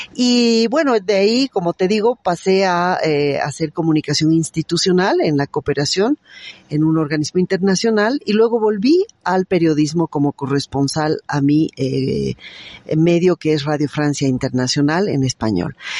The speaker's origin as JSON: {"language": "Spanish", "country": "Bolivia", "said": "somos varios periodistas bolivianos"}